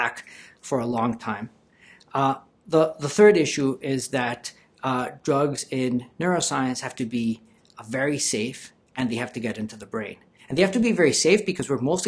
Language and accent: English; Colombia; moved away; I'm originally from Colombia.